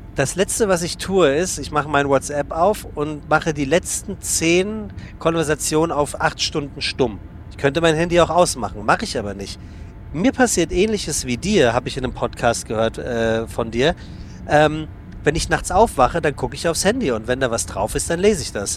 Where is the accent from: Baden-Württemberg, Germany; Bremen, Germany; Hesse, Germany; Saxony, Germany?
Hesse, Germany; Frankfurt; moved away; also born or lived in Hamburg; ich komme aus gebürtig aus Frankfurt